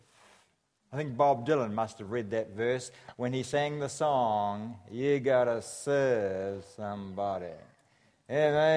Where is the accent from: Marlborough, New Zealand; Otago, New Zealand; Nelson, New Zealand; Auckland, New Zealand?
Nelson, New Zealand; I come from Nelson, which accounts for my accent